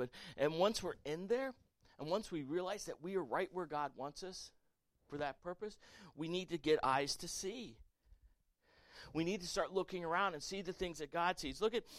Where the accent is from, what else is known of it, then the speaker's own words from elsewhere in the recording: the South, United States; Listen, I grew up in the South.